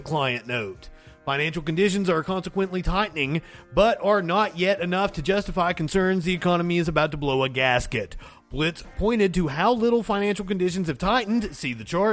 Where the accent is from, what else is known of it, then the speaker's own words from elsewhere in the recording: Eastern Kentucky, United States; I am from Eastern Kentucky. I'm from the coal fields of Eastern Kentucky.